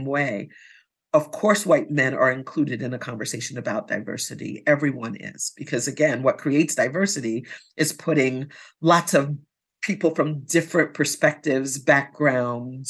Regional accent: New York City, New York, United States; growing up in New York City and having lots of resources that were available to me

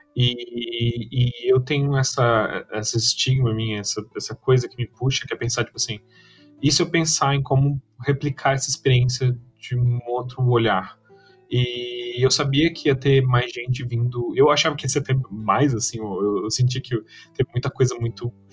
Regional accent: Brazil; eu e tu, a gente cresceu assistindo muito aqui no Brasil

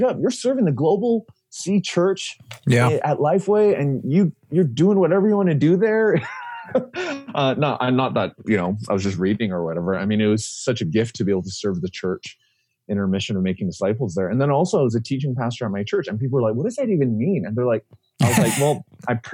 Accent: Vancouver, British Columbia, Canada; moved away; also born or lived in Korea; having been born and raised in Vancouver, which honestly is like on the top five of the best cities in the entire world, I've always wanted to move back there

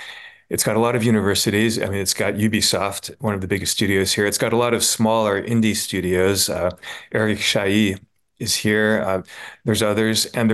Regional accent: New York, United States; now in Montpellier, France; It's the home of a great team, and it's where I've been living for the last 7 years. I'm originally from New York.

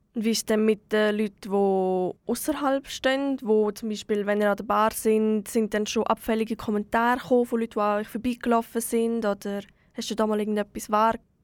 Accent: Switzerland; hier bei uns in der Schweiz

